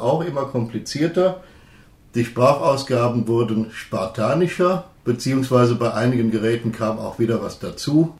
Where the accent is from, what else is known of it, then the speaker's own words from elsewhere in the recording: Syria; moved away; ich bin in Syrien aufgewachsen